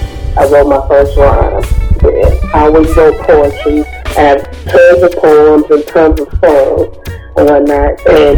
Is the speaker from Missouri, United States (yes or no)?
yes; Kansas City, Missouri, United States; now in New York, United States; I'm not originally from New York, but I do reside in New York. I represent the Midwest, Kansas City, Missouri.